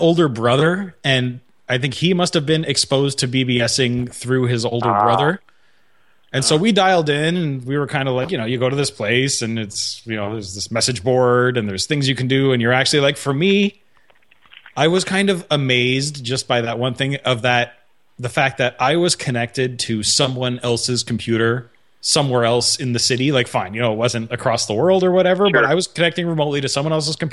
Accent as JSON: {"language": "English", "region": "Quebec", "country": "Canada", "said": "I'm from Quebec"}